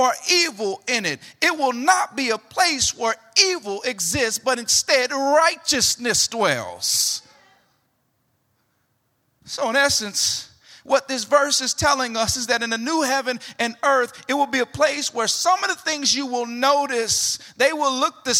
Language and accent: English; Gary, Indiana, United States; I grew up in Gary, Indiana